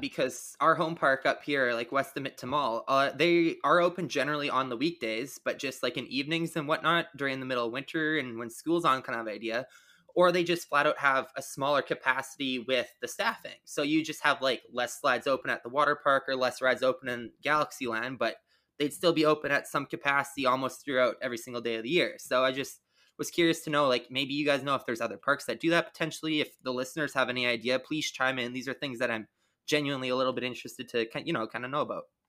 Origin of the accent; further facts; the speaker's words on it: Canada; I'm Canadian.